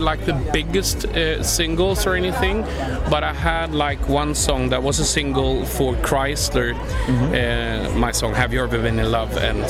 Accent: Sweden; …, and I am from Sweden.

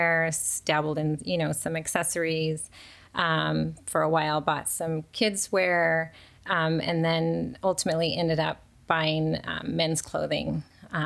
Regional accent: Chino Hills, California, United States; also born or lived in Ontario, California / Rancho Cucamonga, California; I grew up in Southern California. All in the Inland Empire, so like Ontario, Ranch Cucamonga, and then ended up in Chino Hills, which I've been there since junior high.

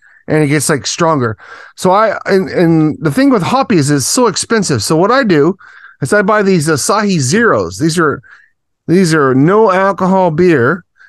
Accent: Chicago, Illinois, United States; now in Japan; I was born in Chicago.

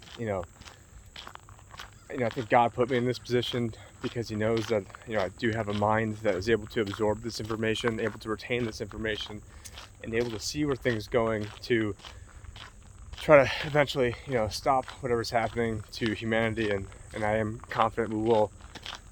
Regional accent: near Warners, New York, United States; Greetings from the Erie Canal in Warners, New York right now, which is not too far away from my hometown.

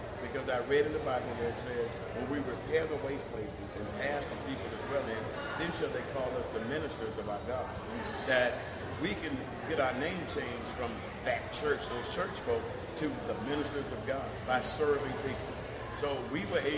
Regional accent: Jacksonville, Florida, United States; I was raised right here in Jacksonville, Florida.

